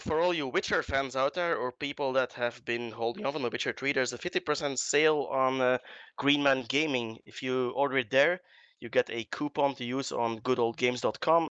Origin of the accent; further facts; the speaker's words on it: Belgium; I'm from Belgium